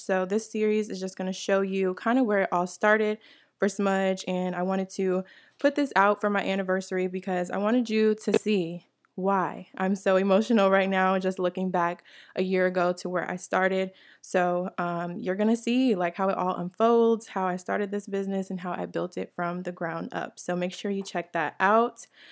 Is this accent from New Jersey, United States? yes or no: yes; New Jersey, United States; moved away; also born or lived in Atlanta, Georgia; I, I'm from New Jersey originally